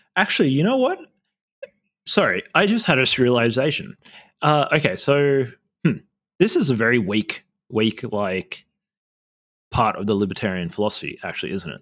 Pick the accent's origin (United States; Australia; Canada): Australia; I'm Indigenous Australian